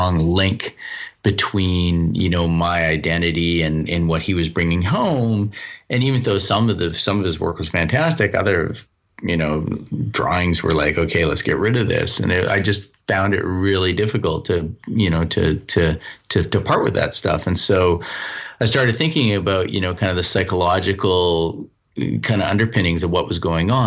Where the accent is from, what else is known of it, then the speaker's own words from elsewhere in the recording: Vancouver, British Columbia, Canada; also born or lived in New Zealand; I come from Vancouver, British Columbia, I grew up, and I spent a year in New Zealand